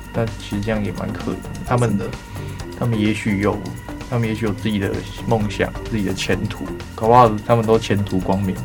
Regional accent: Taiwan

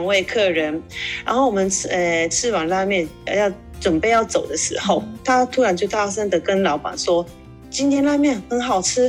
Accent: Kobe, Hyogo, Japan; Chinese is a second language; moved away as an adult; also born or lived in Taiwan / Macau; 我是诶日本的神户出生长大，高中毕业后到台湾留学。读完大学再回来日本，回来后我在日本工作两年

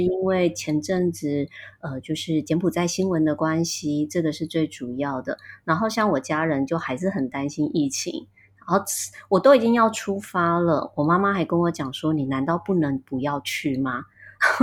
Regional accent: Taitung, Taitung County, Taiwan; 我来自台东，我自己经营了一个，呃，选物品牌，叫自己来家

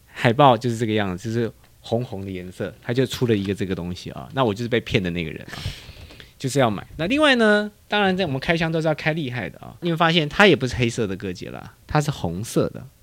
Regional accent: Taiwan; 我小时候在台湾有看过，它叫做 Adam West

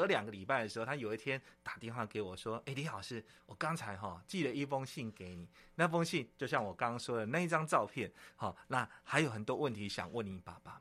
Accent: Yunlin County, Taiwan; moved away; 我回我们老家，哈，我们老嗯。家有一个三合院，其实很久没住了呢

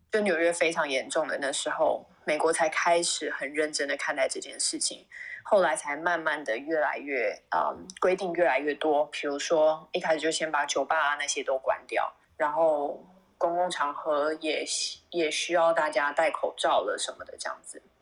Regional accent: Taiwan; moved away as an adult; also born or lived in Singapore; now in California, United States; 我是从台湾来的

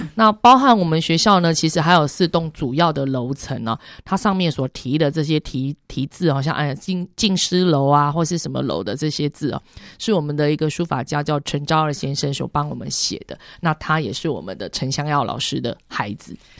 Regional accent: Taiwan; 我们自己的台湾人

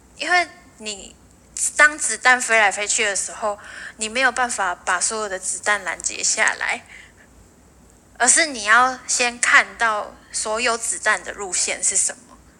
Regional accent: northern Taiwan, Taiwan; moved away as an adult; also born or lived in Penghu; 我其实都是一直在北部生活长大的

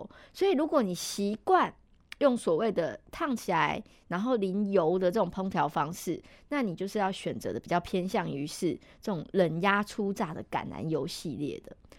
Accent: Taiwan; 其实我们台湾人很喜欢煎的。

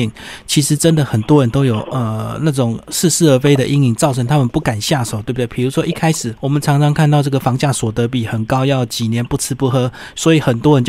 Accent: Taiwan; 到时候搞不好就很多空屋，因为我们台湾人已经变很少了这样子。

